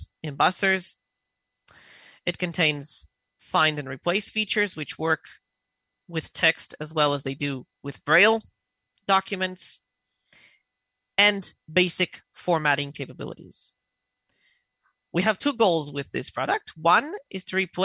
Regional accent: Israel; I'm from Israel

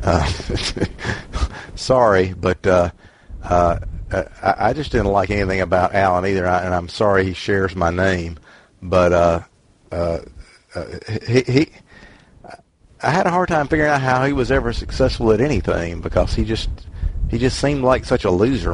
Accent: Mississippi, United States; I'm from Mississippi

